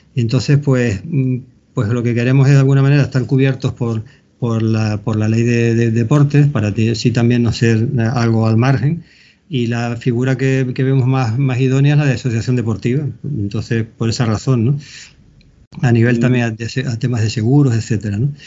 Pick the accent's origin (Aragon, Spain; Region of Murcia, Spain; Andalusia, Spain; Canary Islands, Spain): Canary Islands, Spain; accent: Canarian; yo me he aprendido con acento canario a, decir las palabras en groenlandés